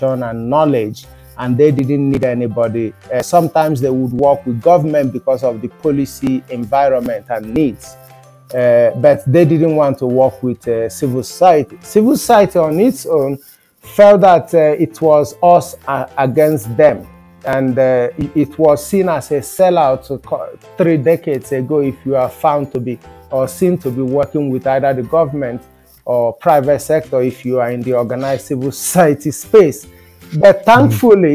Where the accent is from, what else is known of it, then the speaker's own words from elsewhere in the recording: Nigeria; being an African, growing up in Nigeria, where I was born